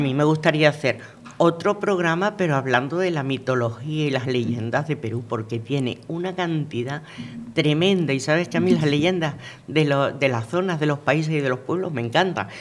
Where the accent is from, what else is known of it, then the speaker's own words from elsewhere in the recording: Venezuela; moved away; yo nací en Venezuela, yo me crié en Venezuela